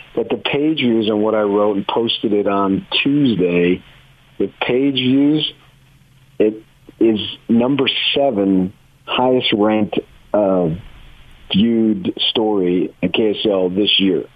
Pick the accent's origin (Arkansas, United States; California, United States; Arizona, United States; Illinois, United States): Arizona, United States; Phoenix; moved away; I grew up in Phoenix, Arizona for my teens and my 20s